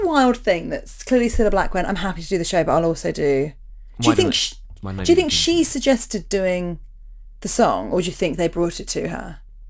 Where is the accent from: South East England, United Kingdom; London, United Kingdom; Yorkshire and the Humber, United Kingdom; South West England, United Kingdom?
London, United Kingdom; now in New Zealand; and so I'm from London, but I've lived in New Zealand for the last few years.